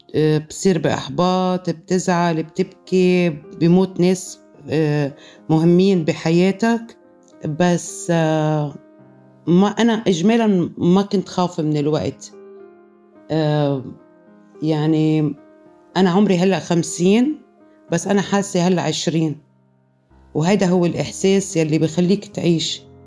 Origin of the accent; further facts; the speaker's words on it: Lebanon; moved away as an adult; also born or lived in Saudi Arabia; now in Istanbul, Turkey; مش هقدر أكون عايشة بلبنان